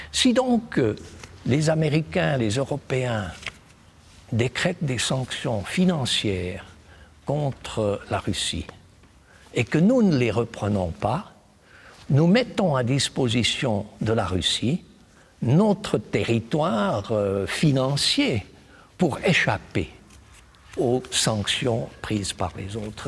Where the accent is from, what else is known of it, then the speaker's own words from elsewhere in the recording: Switzerland; notre pays